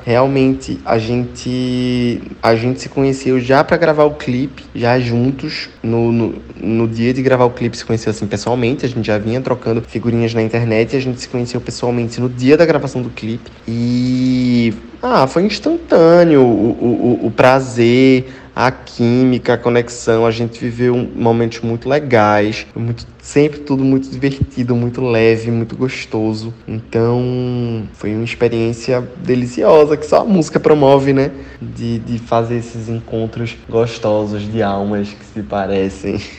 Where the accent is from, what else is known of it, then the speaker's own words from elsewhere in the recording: Recife, Pernambuco, Brazil; eu sou de Recife, onde o movimento brega é muito forte